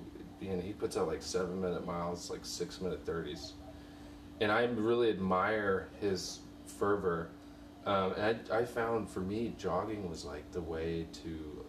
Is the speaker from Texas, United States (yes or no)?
yes; Southside Place, Texas, United States; I'm from Houston, Texas. I grew up in Southside Place. It's the smallest incorporated city, 9 blocks long. I grew up across the street from the park.